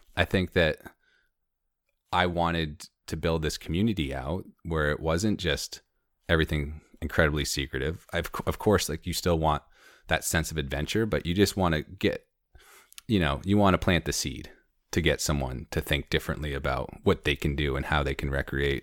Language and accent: English; Conway, New Hampshire, United States; also born or lived in Maine / San Diego / Baja / Madison, New Hampshire; now in Jackson, United States; I grew up in Conway